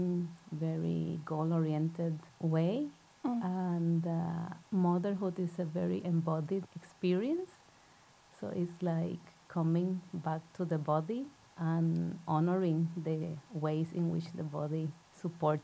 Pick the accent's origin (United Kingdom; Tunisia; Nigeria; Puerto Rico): Puerto Rico; now in Norway; I'm originally from Puerto Rico, so yarrow is not a plant that I grew up